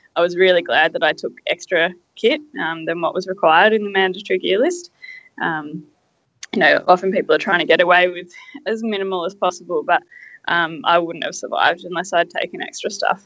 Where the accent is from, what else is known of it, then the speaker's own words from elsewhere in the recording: Australia; I come from Australia. I live at the base of the Dandenong Ranges